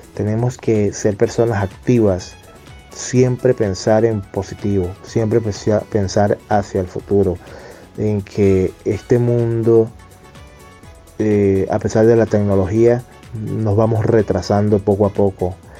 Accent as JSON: {"language": "Spanish", "country": "Venezuela", "moved": "yes", "said": "mis coterráneos venezolanos es que salimos de Venezuela"}